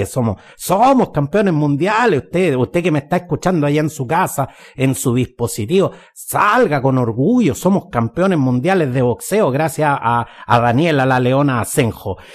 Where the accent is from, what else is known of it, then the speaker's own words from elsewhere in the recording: Chile; Porque cuando los deportistas ganan, somos todos chilenos.